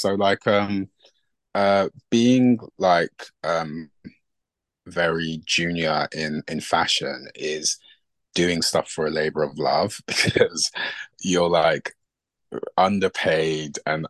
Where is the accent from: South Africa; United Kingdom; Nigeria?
Nigeria; obviously being from like from an African household and being Nigerian.